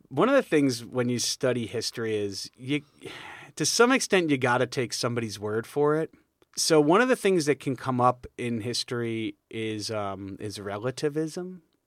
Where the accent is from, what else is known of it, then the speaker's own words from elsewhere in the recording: New York, United States; I'm from New York